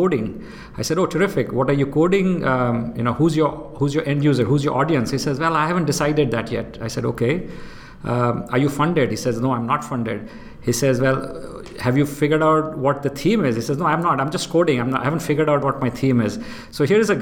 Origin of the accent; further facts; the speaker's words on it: India; moved away as an adult; also born or lived in Austin, Texas, United States / Houston, United States; now in Singapore; I'm born and brought up in India, and I went to undergrad college in India